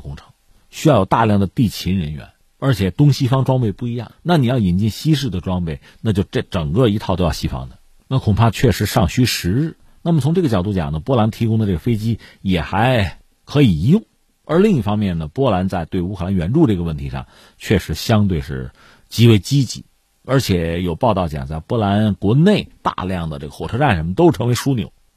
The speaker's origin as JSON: {"language": "Chinese", "country": "China", "said": "作为一个中国人"}